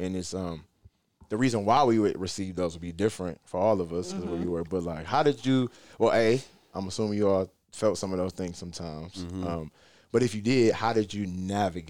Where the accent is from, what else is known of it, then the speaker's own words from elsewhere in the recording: Detroit, Michigan, United States; now in Rochester, United States; I grew up in Detroit